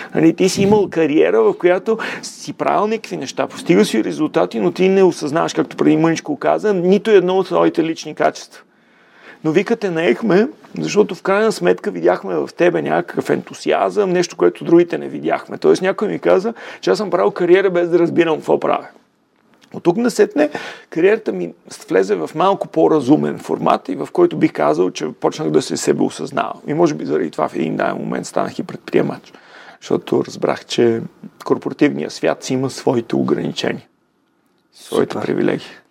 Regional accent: Sofia, Sofia City, Bulgaria; роден съм в София, в а, а, крайния квартал

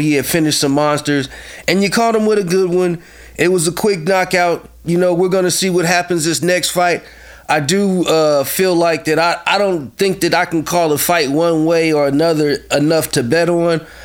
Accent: Columbus, Ohio, United States; moved away as an adult; now in Chattanooga, United States; I'm originally from Columbus, Ohio

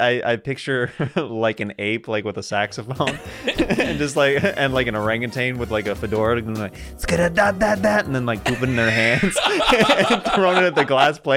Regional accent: Kansas, United States; I say y'all every once in a while just because I'm from Kansas.

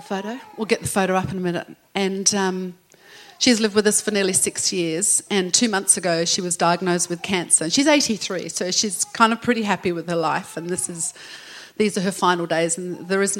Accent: England, United Kingdom; now in Australia; I'm English

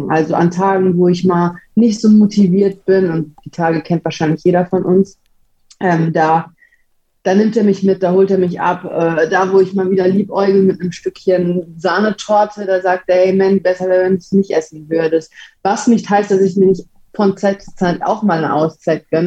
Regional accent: Gelsenkirchen, North Rhine-Westphalia, Germany; Ja, Gelsenkirchen ist schon ein roughes Pflaster, würde ich sagen. Also wenn man hier keine Ellbogen hat und nicht weiß, wie man sich durchboxt, dann ähm, kann das ganz schön schwierig werde

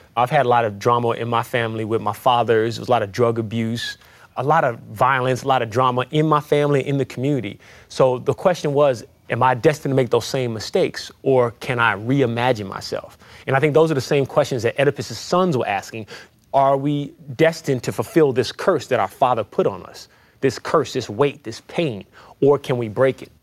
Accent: San Francisco, California, United States; moved away as an adult; now in Beacon, United States; I live in Beacon, New York now, but I'm originally from the Fillmore, which is in San Francisco

